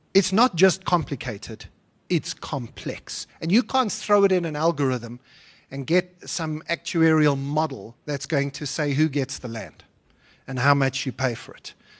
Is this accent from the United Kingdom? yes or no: no; South Africa; I am, a, as well as a South African citizen, also a European citizen